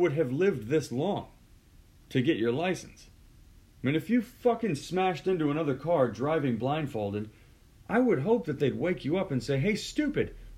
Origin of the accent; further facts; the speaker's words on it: Houston, Texas, United States; moved away; I'm from Houston